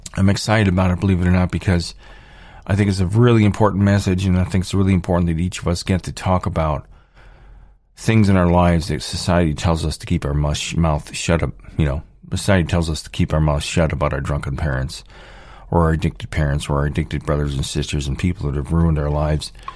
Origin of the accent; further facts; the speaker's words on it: United States; I'm born here, here in, here in the United States